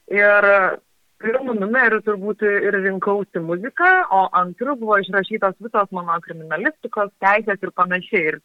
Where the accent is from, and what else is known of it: Lazdijai, Alytus County, Lithuania; born or raised there; moved away